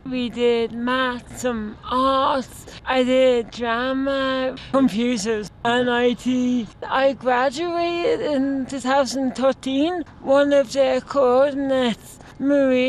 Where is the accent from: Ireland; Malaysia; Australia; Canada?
Ireland; Kilkenny, County Kilkenny; I'm from Kilkenny